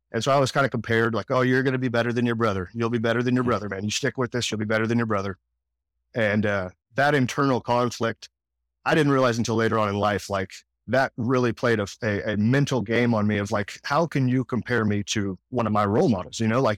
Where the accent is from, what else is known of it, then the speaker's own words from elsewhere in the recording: Louisiana, United States; born there; I was born just outside of New Orleans, Louisiana, but didn't live there very long.